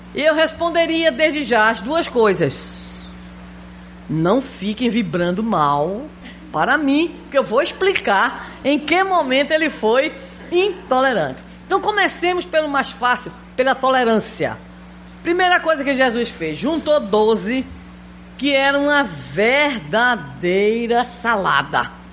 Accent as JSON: {"language": "Portuguese", "town": "Recife", "region": "Pernambuco", "country": "Brazil", "said": "Eu sou pernambucana, né? Recifense."}